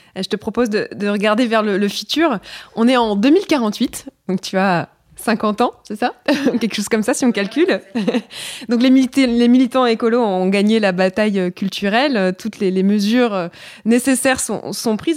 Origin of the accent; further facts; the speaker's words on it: Brittany, France; je suis bretonne